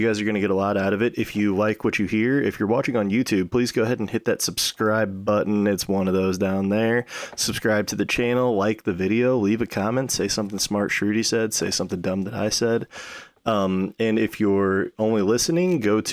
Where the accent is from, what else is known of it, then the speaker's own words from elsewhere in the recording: St. Louis, Missouri, United States; also born or lived in Lansing, Michigan / North Carolina; I was born in Michigan, Lansing, moved to North Carolina when I was like one. And then by the time I was like three, going on four, we settled down in Missouri, and I've been here ever since.